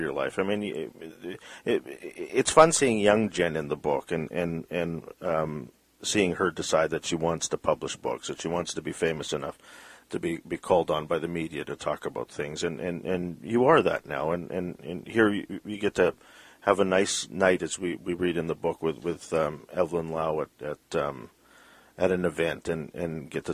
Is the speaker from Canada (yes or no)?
yes; Vancouver, British Columbia, Canada; we're from Vancouver